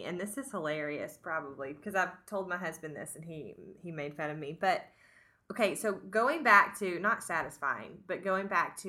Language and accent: English; Hot Springs, Arkansas, United States; So I was in Hot Springs, my hometown